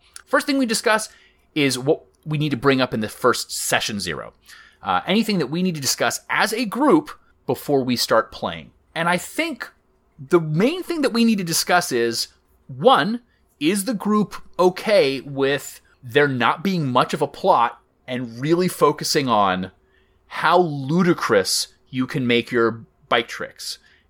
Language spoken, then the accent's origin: English; Myrtle Beach, South Carolina, United States; Like, I grew up in Myrtle Beach, South Carolina, where it was either a putt-putt golf course, a beachware store, a water boggin, a church